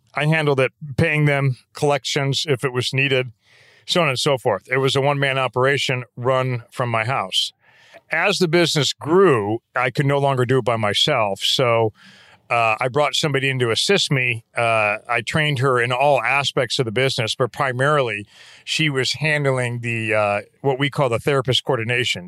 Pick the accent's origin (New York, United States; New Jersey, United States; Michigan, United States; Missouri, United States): Missouri, United States; St. Louis; moved away; also born or lived in Denver, Colorado; I grew up in Saint Louis, Missouri. We moved to Denver when I was in high school, then back to Saint Louis for my senior year in high school